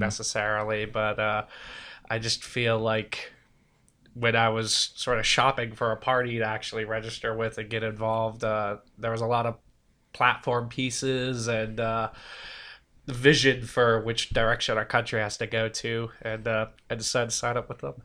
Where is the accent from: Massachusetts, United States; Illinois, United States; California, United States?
Massachusetts, United States; Milford; also born or lived in England; I'm from Milford, Massachusetts. Uh, been there for most of my life, at least since my formative years, uh, twelve, thirteen, about two thousand we moved there.